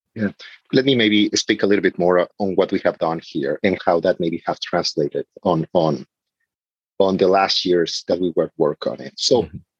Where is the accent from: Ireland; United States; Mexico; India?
Mexico; moved away; I'm coming from Mexico